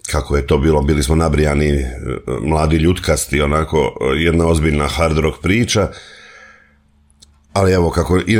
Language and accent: Croatian; Slavonski Brod, Brod-Posavina County, Croatia; moved away as an adult; now in Zagreb, Croatia; Rođen sam u Slavonskom brodu, tamo sam uh, živio 25-26 godina.